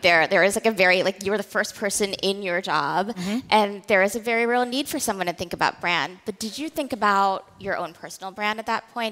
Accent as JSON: {"language": "English", "region": "the South", "country": "United States", "tie": "born or raised there", "said": "I was born to immigrant parents. I grew up in the South"}